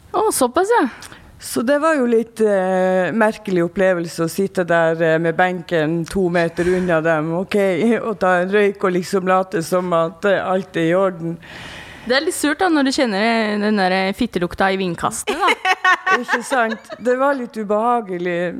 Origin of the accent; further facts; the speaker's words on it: Tromsø, Troms, Norway; og jeg er fra Tromsø.